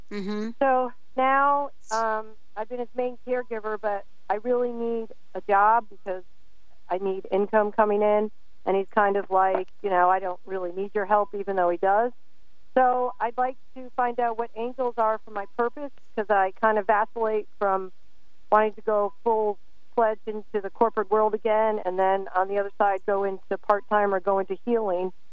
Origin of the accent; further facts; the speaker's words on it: New York, United States; I always listen to you. I'm a transplant from New York.